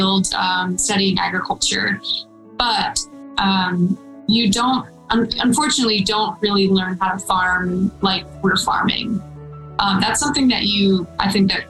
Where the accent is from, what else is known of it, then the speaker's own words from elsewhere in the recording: Baton Rouge, Louisiana, United States; So I grew up in Baton Rouge, and I grew up with my grandmother sort of being my mom and my dad